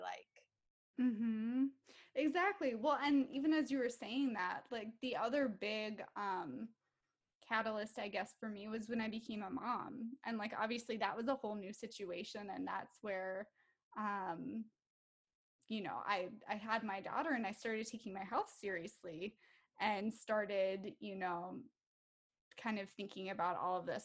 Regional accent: Minnesota, United States; I am from Minnesota. So, I live here with my five year old daughter

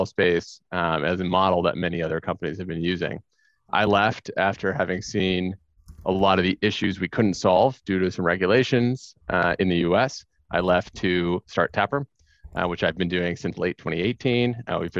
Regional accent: Orlando, Florida, United States; moved away as an adult; also born or lived in New York; I grew up in Orlando, Florida.

